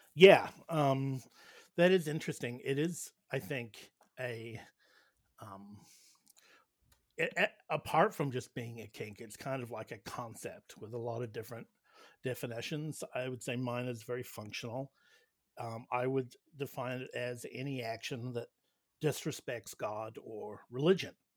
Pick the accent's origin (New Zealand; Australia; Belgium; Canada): New Zealand; I hail from New Zealand